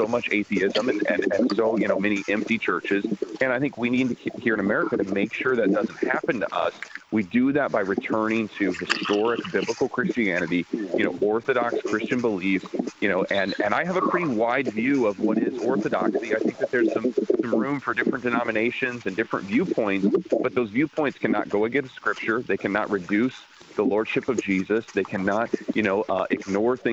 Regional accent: South Bend, Indiana, United States; I'm from South Bend, Indiana

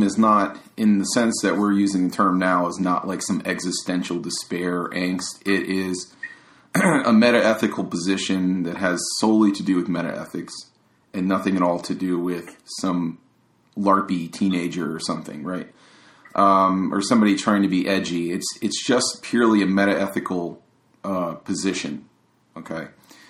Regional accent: East Coast, United States; moved away; I'm actually originally from the East Coast

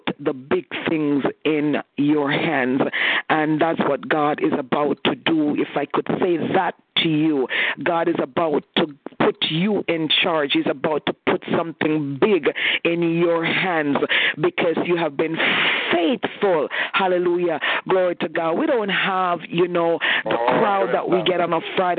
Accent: Canada; I'm Canadian, so I take my shoes off

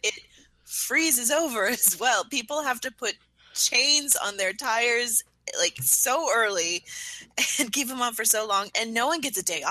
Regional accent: Grand Forks, North Dakota, United States; moved away; I grew up around Grand Forks, and I was kind of out in the, I guess you could call it countryside, outside of Grand Forks. So it was largely a Christian area

